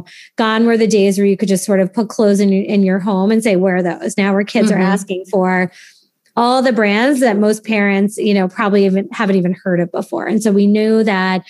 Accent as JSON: {"language": "English", "area": "Cape Cod", "region": "Massachusetts", "country": "United States", "tie": "born or raised there", "moved": "as an adult", "lives_now": "New York City, United States", "said": "I grew up in Cape Cod"}